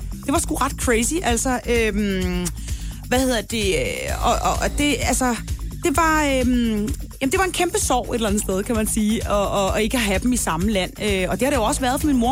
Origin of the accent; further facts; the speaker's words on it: Denmark; derhjemme i Danmark